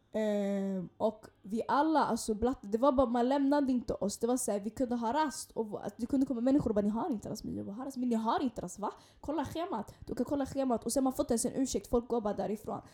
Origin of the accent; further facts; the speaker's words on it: Stockholm, Stockholm County, Sweden; vi gick tillsammans när vi var yngre i Hagsätra